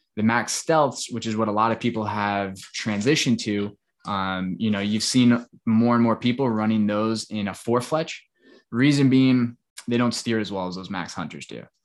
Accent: Long Island, New York, United States; now in Tampa, United States; where I grew up on Long Island

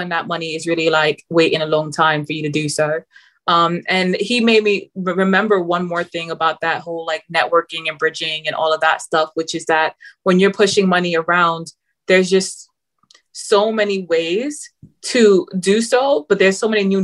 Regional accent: Manchester, North West England, United Kingdom; accent: Mancunian, London and New York hybrid; also born or lived in London; I'm from Manchester, UK. I've lived in London, so it's all love. My accent is now a hybrid of Mancunian London's a little bit of New York.

